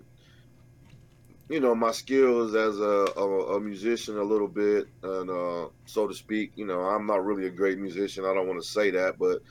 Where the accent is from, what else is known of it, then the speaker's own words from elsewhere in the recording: Detroit, Michigan, United States; growing up in Detroit.